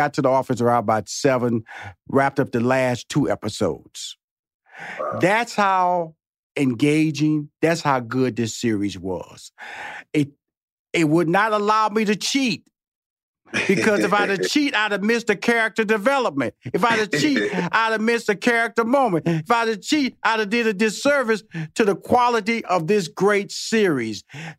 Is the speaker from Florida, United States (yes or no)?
no; Houston, Texas, United States; And I was born and raised in Houston, Texas.